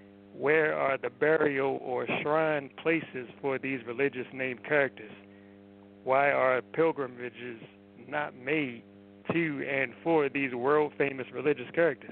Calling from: Baltimore, Maryland, United States

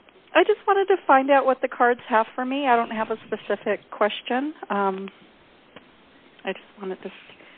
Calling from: Arizona, United States; Hi, I'm in Arizona.

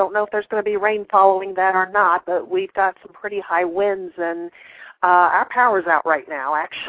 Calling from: Columbus, Ohio, United States; I'm calling from Columbus, Ohio.

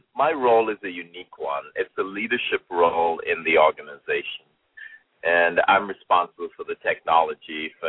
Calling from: Atlanta, Georgia, United States; I'm calling in from Atlanta, Georgia tonight.

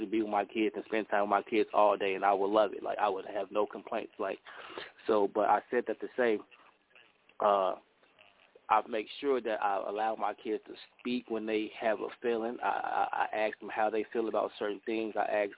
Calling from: Chicago, Illinois, United States; I'm calling in from Chicago.

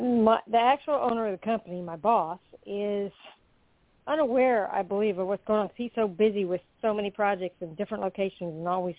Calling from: Florida, United States; I'm calling from Florida.

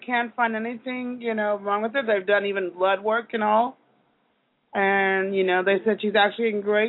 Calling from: Kansas, United States

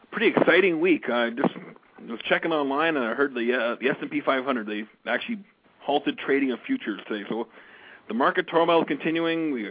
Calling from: Calgary, Alberta, Canada; I'm broadcasting from Calgary, Alberta, Canada.

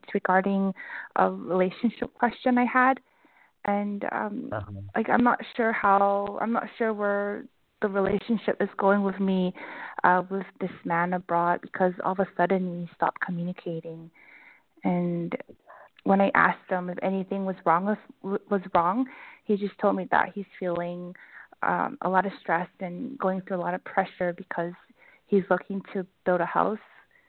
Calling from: Vancouver, British Columbia, Canada; Hi, James. … from Vancouver.

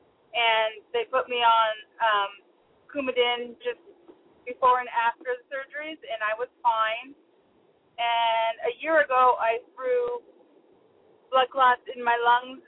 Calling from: Tacoma, Washington, United States; I'm calling from Tacoma, Washington

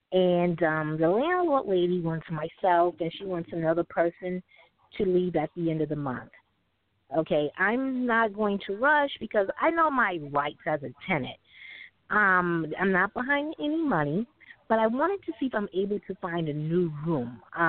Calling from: New York City, New York, United States; I'm calling from New York City.

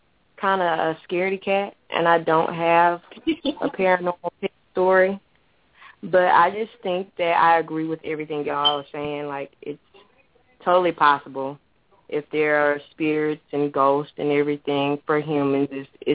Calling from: Mobile, Alabama, United States; I'm calling from Mobile, Alabama.

